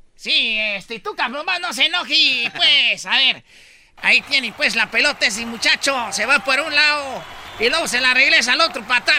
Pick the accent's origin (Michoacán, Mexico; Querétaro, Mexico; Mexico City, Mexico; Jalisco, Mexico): Michoacán, Mexico; Yo soy, pues, de Michoacán